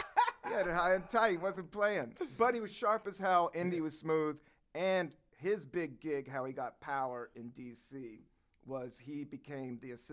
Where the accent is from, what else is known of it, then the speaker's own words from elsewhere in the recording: Washington, District of Columbia, United States; also born or lived in Virginia; I was born in Washington, D.C., and then we moved to a small town, little redneck town in Virginia when I was like 11. And then I lived in Virginia till I was 16. We moved back to D.C.